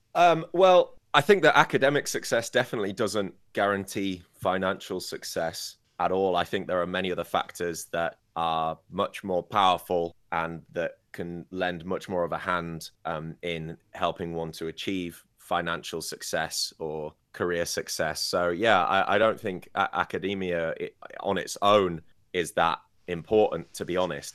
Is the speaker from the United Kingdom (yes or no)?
yes; Scarborough, Yorkshire and the Humber, United Kingdom; now in Beijing, China; I'm from Scarborough, a small seaside town in the U K.